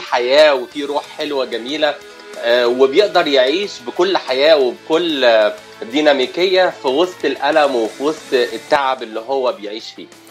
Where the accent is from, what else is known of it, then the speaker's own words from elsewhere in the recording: Cairo, Cairo Governorate, Egypt; moved away as an adult; now in Los Angeles, United States; انا من القاهره حي اسمه شبرا بقالي في امريكا كاليفورنيا عشر سنوات